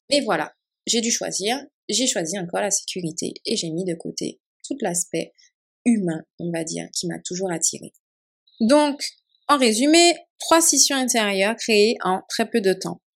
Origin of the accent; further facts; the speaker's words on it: Martinique; moved away; also born or lived in Montpellier, France; je suis martiniquaise, donc je suis née, j'ai grandi en Martinique